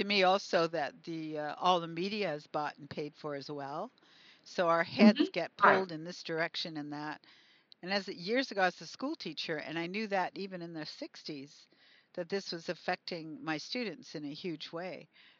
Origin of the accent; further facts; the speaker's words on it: Canada; I'm Canadian, I'm not really American